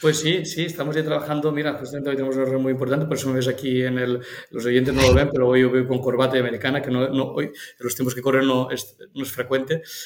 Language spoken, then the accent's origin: Spanish; Cocentaina, Valencian Community, Spain; mi pueblo, o sea, es un pueblo Alicante, Cocentaina